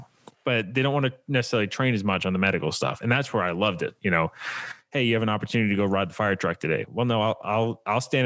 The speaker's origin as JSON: {"language": "English", "area": "just outside of Boston", "region": "Massachusetts", "country": "United States", "said": "I'm originally from Massachusetts, just outside of Boston"}